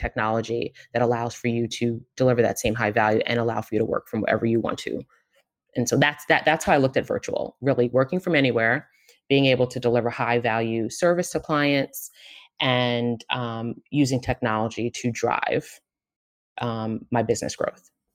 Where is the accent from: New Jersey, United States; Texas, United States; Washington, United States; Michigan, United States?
New Jersey, United States; Marlboro; also born or lived in Queens, New York; I grew up in New York and New Jersey, pretty much half of each, um, Central Jersey, Marlboro, for anyone from Marlboro, and then Queens, New York